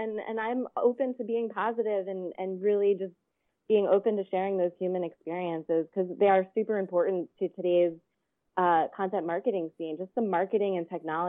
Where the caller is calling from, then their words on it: Venice Beach, California, United States; I'm calling in from Venice Beach, California.